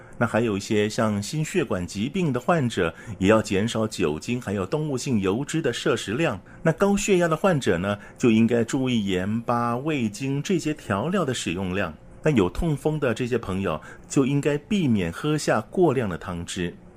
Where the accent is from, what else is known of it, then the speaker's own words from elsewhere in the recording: Taiwan; 像我们台湾人喜欢吃什么麻油鸡啊、姜母鸭、羊肉炉，要炖排骨等等这些补品